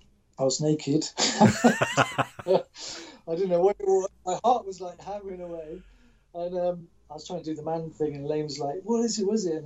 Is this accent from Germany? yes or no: yes; Germany; Because I grew up in Germany.